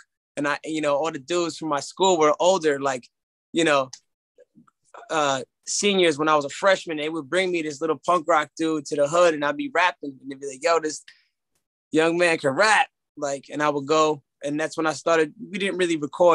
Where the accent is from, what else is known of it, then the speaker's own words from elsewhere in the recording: Newark, New Jersey, United States; also born or lived in Union, New Jersey / Irvington, New Jersey; Born and raised Union, Irvington, Newark, all around that area, around the tri-state area